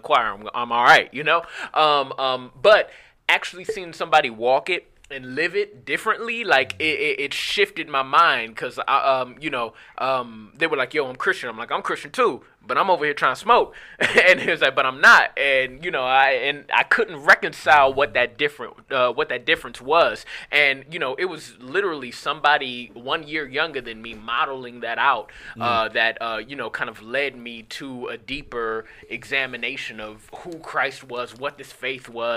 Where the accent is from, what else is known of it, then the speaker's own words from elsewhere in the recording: Cleveland, Ohio, United States; moved away as an adult; also born or lived in California; I grew up like on St. Clair, went to Collinwood High School